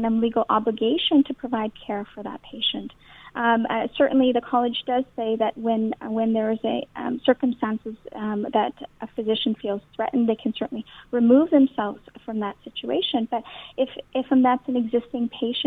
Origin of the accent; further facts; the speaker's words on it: Canada; having spent my entire life in Canada